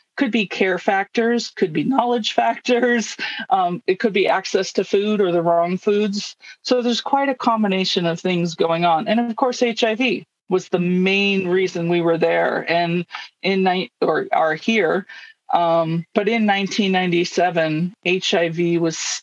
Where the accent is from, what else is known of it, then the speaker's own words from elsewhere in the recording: United States; moved away as an adult; I grew up in the United States